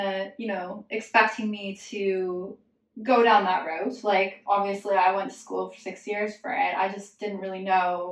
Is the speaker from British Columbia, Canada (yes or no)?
no; Alberta, Canada; I'm from Alberta in Canada, which is the Texas of Canada